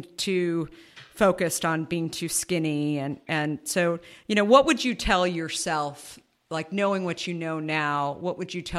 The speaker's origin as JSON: {"language": "English", "region": "Arizona", "country": "United States", "tie": "born or raised there", "also_born_or_lived": "New York", "moved": "yes", "lives_now": "San Francisco, United States", "said": "I grew up in Arizona"}